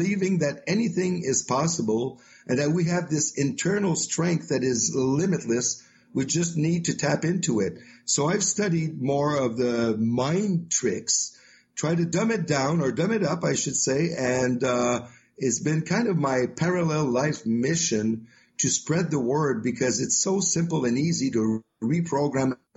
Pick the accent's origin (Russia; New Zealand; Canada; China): Canada; Quebec; accent: French; English is a second language; also born or lived in Magog, Quebec; I'm located in Quebec, Canada, the French part. So, as you can tell with my accent, I'm a French guy. I speak French every day, all day.